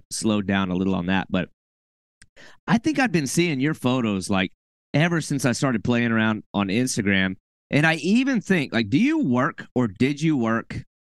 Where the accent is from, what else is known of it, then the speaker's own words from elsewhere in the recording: Arkansas, United States; now in Florida, United States; I came all the way from Arkansas, like middle of the country, no salt water